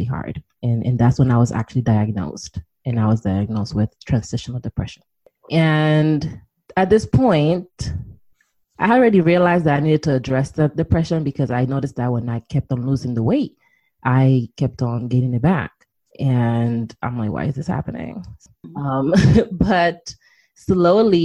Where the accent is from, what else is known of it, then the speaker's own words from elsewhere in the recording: New York City, New York, United States; moved away as an adult; also born or lived in Washington, D.C.; I'm originally from New York City.